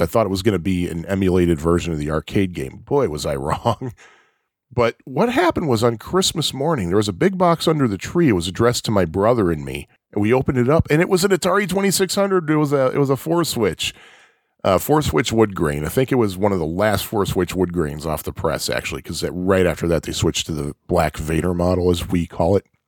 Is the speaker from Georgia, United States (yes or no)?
no; outside of Chicago, Illinois, United States; also born or lived in Jersey Shore, New Jersey; I was born and raised outside of Chicago, and I currently live in the city of Chicago